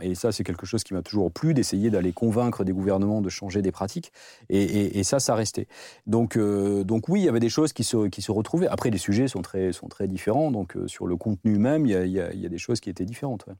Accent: the South-West, south-west France, France; on vient tous les deux du Sud-Ouest

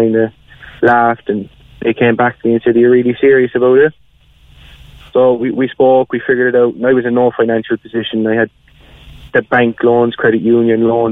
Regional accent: Cobh, Munster, Ireland; now in Kanturk, Ireland; I'm from Cove originally

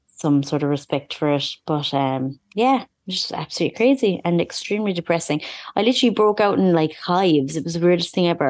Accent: Ireland; being an Irish person

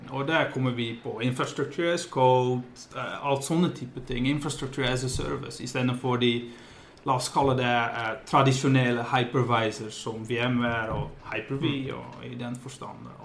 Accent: Netherlands; Norwegian is a second language; now in Voss, Norway; Jeg, eh, jeg er opprinnelig fra Nederland. Flyttet for ja, seks og et halvt år siden til en liten plass som heter Bostad på, på Vås.

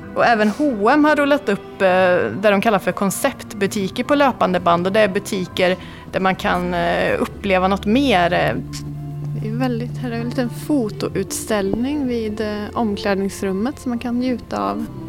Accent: Karlstad, Värmland, Sweden; i Karlstad där jag kommer ifrån

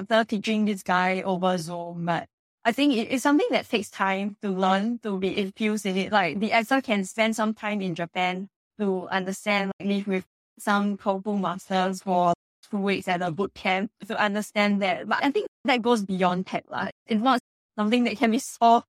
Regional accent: Singapore; we're all Singaporean.

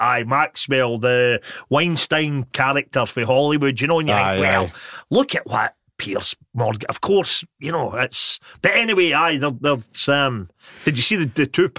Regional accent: Motherwell, Scotland, United Kingdom; I'm from Motherwell, so clearly my mum and dad had divorced when I was a kid

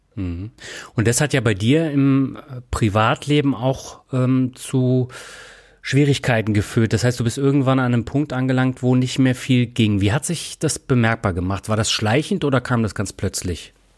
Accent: Reutlingen, Baden-Württemberg, Germany; moved away; meine alte Heimat Reutlingen

